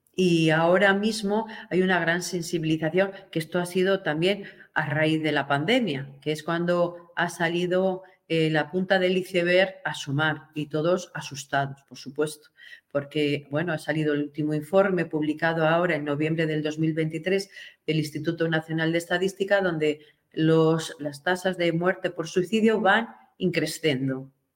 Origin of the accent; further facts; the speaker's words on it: Spain; de la Constitución nuestra española